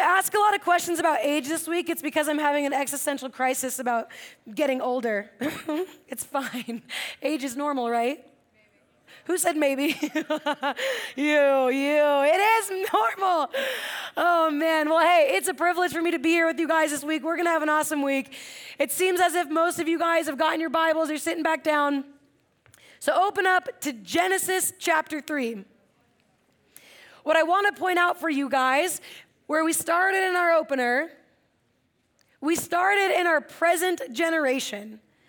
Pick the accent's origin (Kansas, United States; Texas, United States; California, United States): California, United States; Atascadero; For those of you over here, I think you know I grew up in Atascadero. Yeah, do you guys know Atascadero?